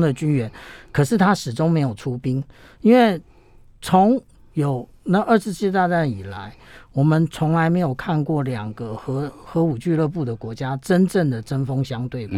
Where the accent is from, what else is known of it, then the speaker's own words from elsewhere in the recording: Taiwan; 我们台湾人